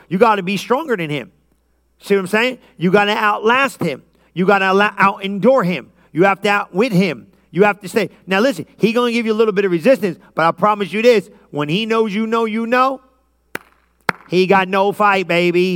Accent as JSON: {"language": "English", "town": "Lodi", "country": "United States", "tie": "born or raised there", "said": "I grew up in Lodi"}